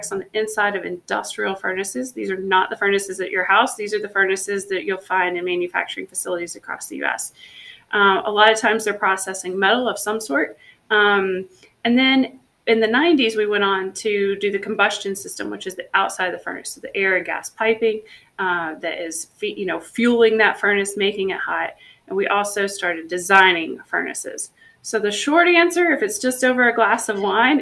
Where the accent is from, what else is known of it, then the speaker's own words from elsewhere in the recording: Tennessee, United States; I grew up in the South in Tennessee